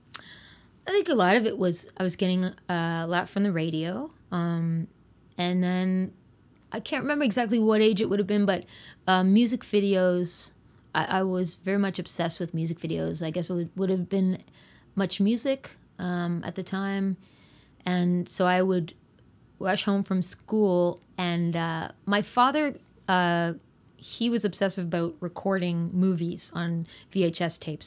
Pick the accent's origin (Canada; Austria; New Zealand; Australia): Canada; Fredericton, Rothesay, New Brunswick; we moved from Fredericton to Rothsay